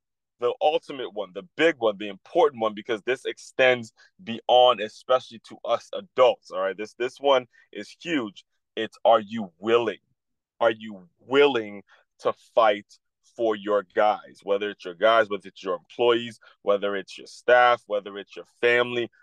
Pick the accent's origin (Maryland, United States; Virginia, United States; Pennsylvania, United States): Maryland, United States; Silver Spring; my hometown of Silver Spring, Maryland